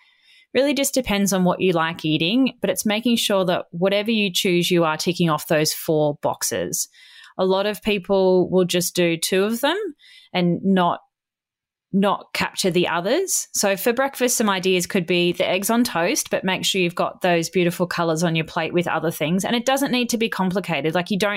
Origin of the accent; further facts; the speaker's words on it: Australia; It's got two T's in it because I'm Australian.